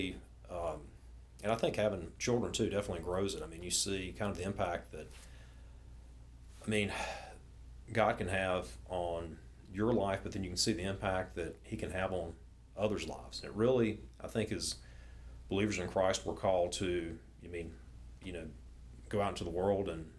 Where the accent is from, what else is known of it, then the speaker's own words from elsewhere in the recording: Winston-Salem, North Carolina, United States; I grew up in Winston-Salem, just west of Greensboro.